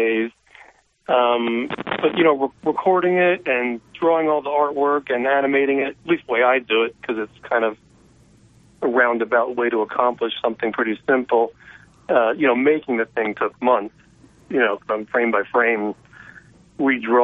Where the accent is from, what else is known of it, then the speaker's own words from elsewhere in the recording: San Francisco, California, United States; I live in San Francisco